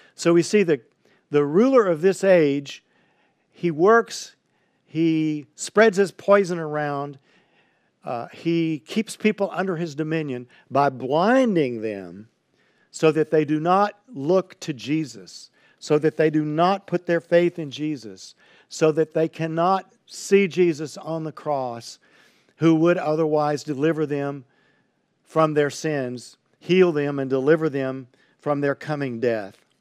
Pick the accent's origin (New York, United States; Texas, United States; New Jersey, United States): Texas, United States; Highlands; I grew up in Highlands, Texas, on the east bank of the San Jacinto River